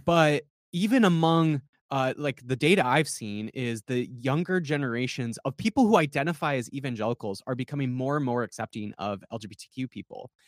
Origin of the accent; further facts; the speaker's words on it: South Dakota, United States; the people I grew up with in South Dakota